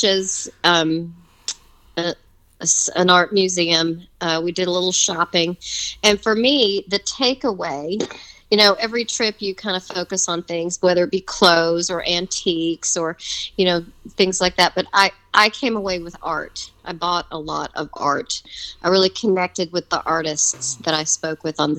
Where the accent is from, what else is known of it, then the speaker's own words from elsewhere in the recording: Alabama, United States; moved away; we're originally from Alabama